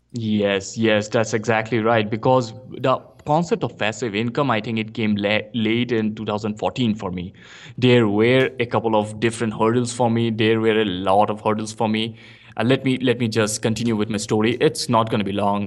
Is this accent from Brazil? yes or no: no; India; English is a second language; moved away as an adult; now in Bangalore, India; I came to Bangalore because I previously, I was in a small town in India